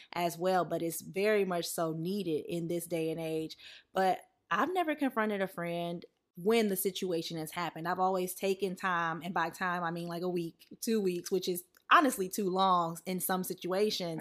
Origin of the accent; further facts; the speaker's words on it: the South, United States; moved away; growing up in the South